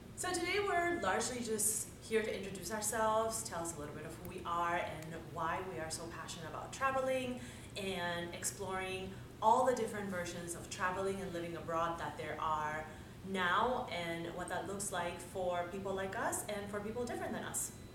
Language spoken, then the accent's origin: English; Dominican Republic; moved away as an adult; I was born and raised in the Dominican Republic